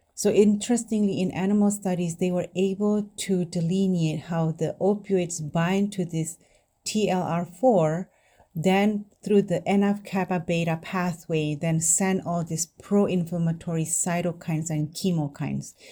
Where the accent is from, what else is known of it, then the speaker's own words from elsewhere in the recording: Indonesia; now in United States; I grew up in Indonesia